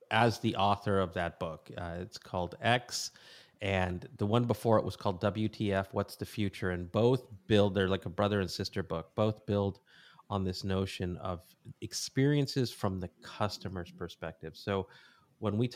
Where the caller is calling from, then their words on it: San Clemente, California, United States; I am in a little surf village in Southern California called San Clemente.